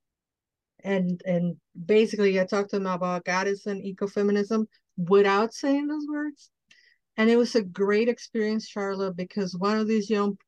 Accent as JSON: {"language": "English", "region": "Mexico City", "country": "Mexico", "tie": "born or raised there", "moved": "as an adult", "lives_now": "United States", "said": "I'm Mexican from Mexico. I was born in Mexico City and I grew up there. And I came to the United States at 25 years old."}